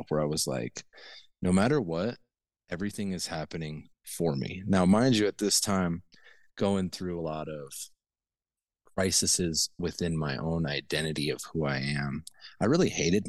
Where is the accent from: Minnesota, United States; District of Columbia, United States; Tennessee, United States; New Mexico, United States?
New Mexico, United States; Taos; also born or lived in Bozeman, Montana; I grew up in northern New Mexico in the Taos area